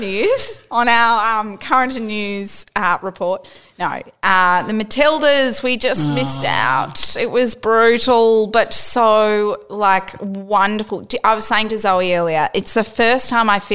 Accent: Australia; being Australian

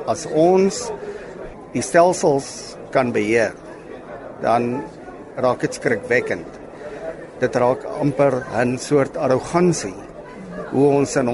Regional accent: George, Western Cape, South Africa; Kyk, Lesa, ek is van George in die Suid-Kaap. Toevallig die dorp wat die vinnigste groei, nie meer 'n dorpie, dit raak 'n metropool. Uh Ons is daar, ek en my broer Louis is daar eh, gebore.

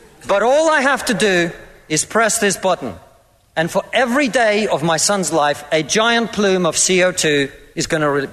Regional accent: Russia; now in United Kingdom; I come from Russia, which is not a poor country.

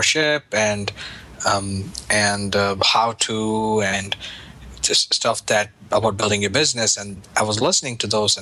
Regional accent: India; now in United States; Growing up in India

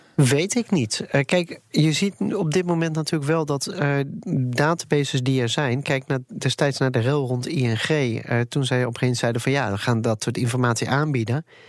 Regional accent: Netherlands; wij Nederlanders

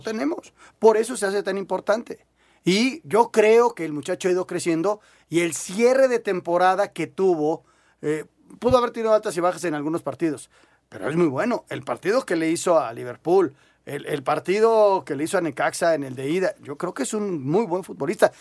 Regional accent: Mexico City, Mexico; somos del DF

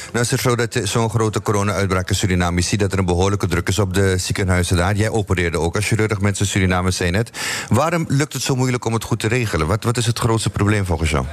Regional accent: Amsterdam, North Holland, Netherlands; now in Almere, Netherlands; ik ben in Amsterdam geboren en men vraagt me vaak waar kom je vandaan. En dan zeg ik Almere, maar daar woon ik.

